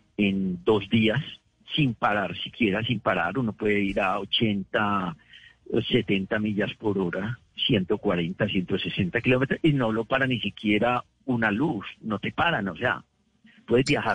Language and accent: Spanish; Medellín, Antioquia, Colombia; moved away as an adult; also born or lived in New York, United States; now in Carolina, United States; Yo me crié en Guayaquil